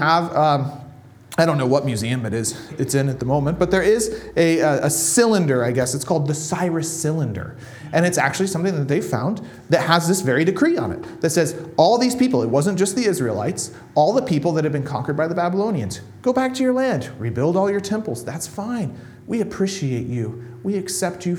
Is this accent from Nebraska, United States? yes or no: yes; Nebraska, United States; there's a town in Nebraska where I grew up in the middle of nowhere, in the middle of America